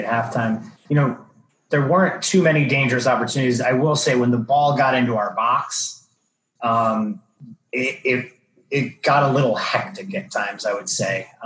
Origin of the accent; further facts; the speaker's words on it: New York area, United States; It's just how we were raised in the New York area.